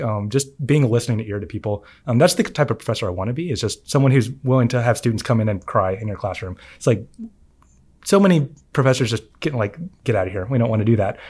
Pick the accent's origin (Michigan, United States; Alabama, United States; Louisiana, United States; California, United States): Alabama, United States; Huntsville; moved away as an adult; also born or lived in Madison, Alabama; now in Auburn, United States; growing up in Huntsville